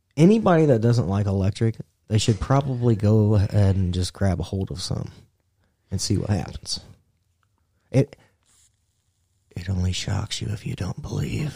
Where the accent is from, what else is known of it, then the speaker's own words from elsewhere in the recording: Indiana, United States; we're from Indiana.